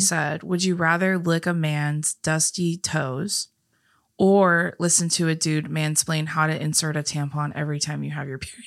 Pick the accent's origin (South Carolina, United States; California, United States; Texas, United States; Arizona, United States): California, United States; we were also born and raised in California